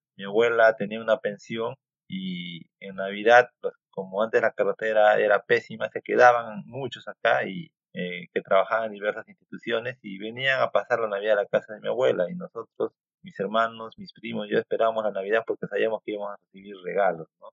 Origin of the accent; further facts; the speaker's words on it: Peru; soy peruano